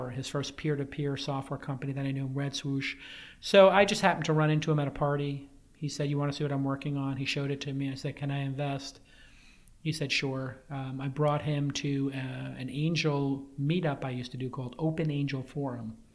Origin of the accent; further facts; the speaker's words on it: New York City, New York, United States; now in San Francisco, United States; I'm from New York. Grew up in Brooklyn.